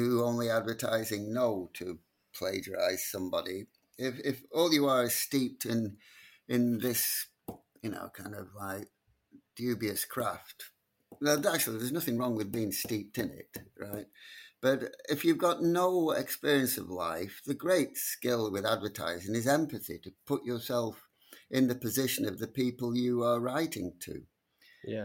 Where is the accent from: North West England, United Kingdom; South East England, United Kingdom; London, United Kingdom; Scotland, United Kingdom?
North West England, United Kingdom; Blackpool; Blackpool teaches you everything. In those days, it taught you everything you needed to know by the time you were 16